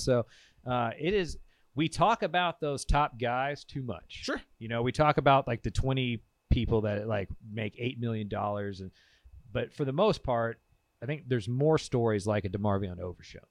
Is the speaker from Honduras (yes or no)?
no; Bertram, Texas, United States; We're from Central Texas, like yep. we're from Bertram, Texas